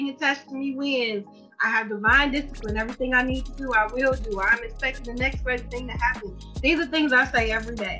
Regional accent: Chicago, Illinois, United States; also born or lived in Detroit, Michigan; I was born in Detroit, raised in Chicago

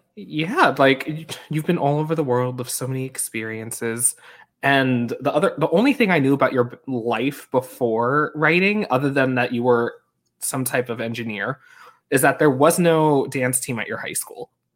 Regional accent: Long Island, New York, United States; I'm from Long Island

